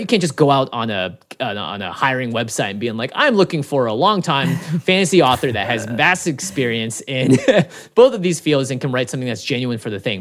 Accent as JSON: {"language": "English", "town": "Seattle", "region": "Washington", "country": "United States", "tie": "born or raised there", "said": "'cause I grew up in Seattle"}